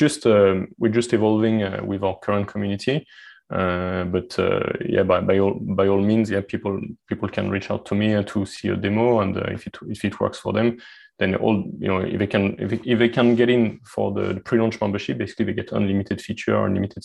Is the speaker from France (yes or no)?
yes; France; accent: French; English is a second language; my French accent